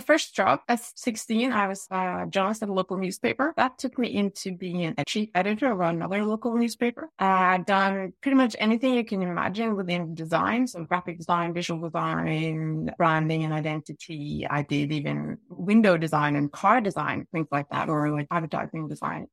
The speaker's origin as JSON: {"language": "English", "country": "Norway", "tie": "born or raised there", "said": "I was born in Ofa, in Norway. I grew up in the suburbs by the ocean"}